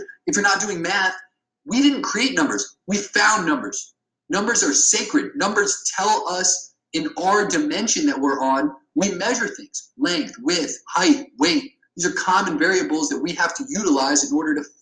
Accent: Ohio, United States; I grew up in Ohio where there was factory workers

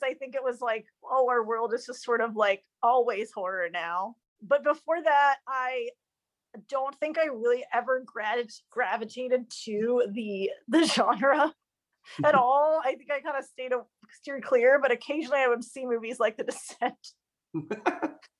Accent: Chicago, Illinois, United States; also born or lived in Los Angeles, United States; I was born in the United States in Tarongelis and grew up mostly in the suburbs of Chicago.

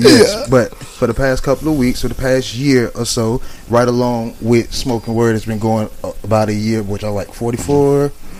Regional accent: Miami, Florida, United States; now in Jacksonville, United States; you know I'm from Miami.

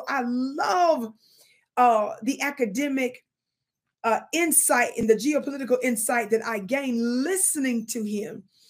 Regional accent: Mississippi, United States; accent: Mississippi; I hope I pronounced it right with my Mississippi accent

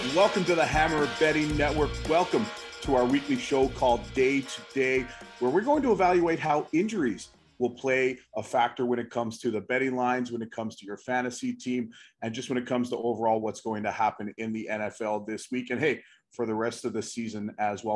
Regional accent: East Coast, United States; I grew up on the East Coast. I live on the East Coast

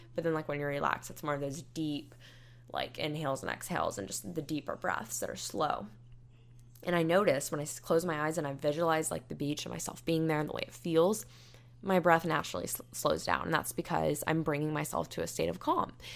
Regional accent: United States; moved away as an adult; when Hurricane Michael hit my hometown

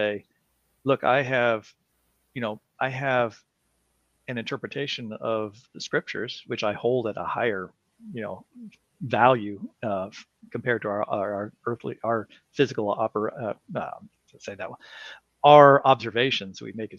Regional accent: Colorado, United States; I grew up in Colorado, and there I lived at the edge of town

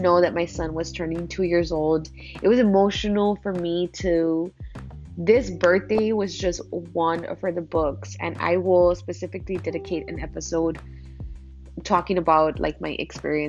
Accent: Laredo, Texas, United States; moved away as an adult; also born or lived in Bedford, Texas; now in San Antonio, United States; I was born and raised in Laredo, Texas, and I moved when I was 21 years old

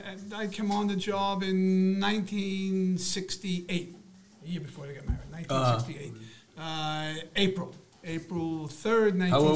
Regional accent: Franklin Square, New York, United States; also born or lived in Queens; Another Long Island kid. Nassau County, Franklin Square. Spent 23 years there.

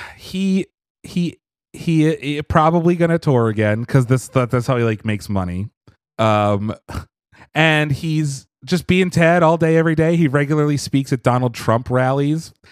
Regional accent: Pennsylvania, United States; I come from Pennsylvania

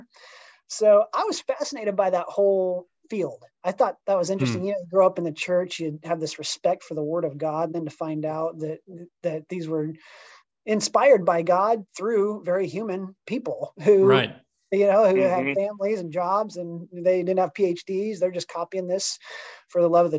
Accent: Topeka, Kansas, United States; also born or lived in Kentucky; now in Kansas City, United States; I grew up in Topeka, Kansas, actually, just an hour west of Kansas City.

